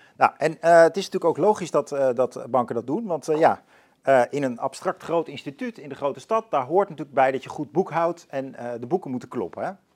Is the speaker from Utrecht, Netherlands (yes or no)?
yes; Leusden, Utrecht, Netherlands; ik ben opgegroeid in Leusden